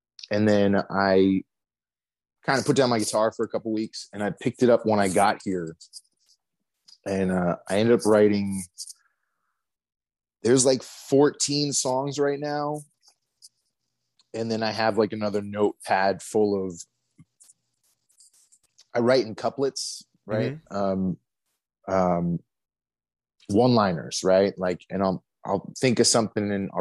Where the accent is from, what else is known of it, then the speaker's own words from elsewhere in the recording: Morris County, New Jersey, United States; now in Cincinnati, United States; North Jersey. I grew up in Morris County